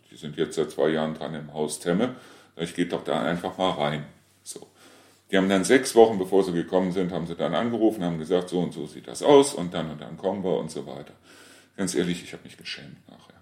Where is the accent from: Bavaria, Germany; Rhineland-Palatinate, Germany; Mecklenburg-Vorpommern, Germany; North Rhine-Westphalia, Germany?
North Rhine-Westphalia, Germany; Reuschenberg; Ich war zwar aus Reuschenberg, aber sie kannten mich trotzdem nicht.